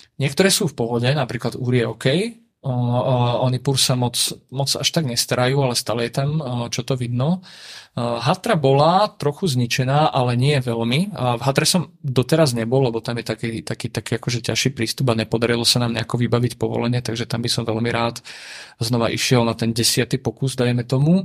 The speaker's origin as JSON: {"language": "Slovak", "country": "Slovakia", "said": "odkiaľ som. A ja som povedal, že však Slovensko"}